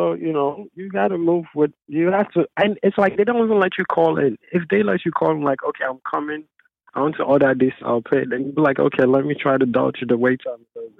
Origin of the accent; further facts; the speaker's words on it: New York City, New York, United States; Yeah, I'm from the Bronx.